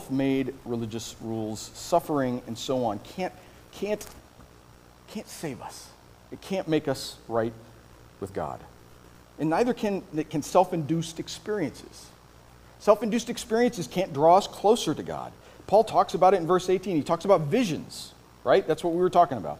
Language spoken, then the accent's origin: English; Iowa, United States; moved away; I grew up in Iowa.